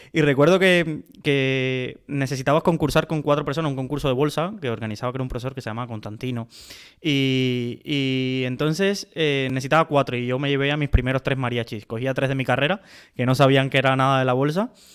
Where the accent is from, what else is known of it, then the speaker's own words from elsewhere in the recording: Cuba; now in Spain; nací en Cuba